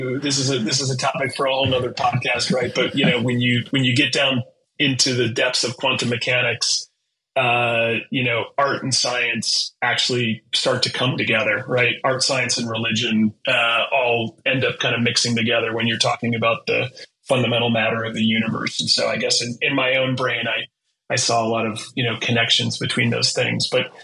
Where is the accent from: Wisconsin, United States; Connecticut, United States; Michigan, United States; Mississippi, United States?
Wisconsin, United States; Wisconsin. So in Midwest.